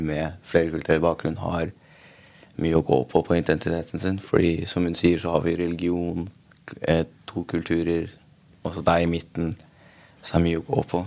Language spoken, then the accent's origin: Norwegian; Norway; opprinnelig fra Afghanistan, men jeg ble født i Norge